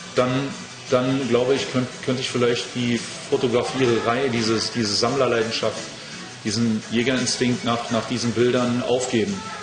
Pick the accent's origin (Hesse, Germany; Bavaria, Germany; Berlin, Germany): Berlin, Germany; Ich bin in Berlin groß geworden im Tiergarten